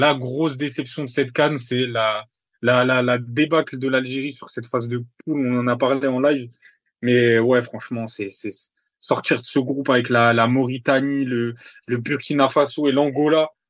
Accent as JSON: {"language": "French", "country": "Morocco", "said": "en tant que Marocain"}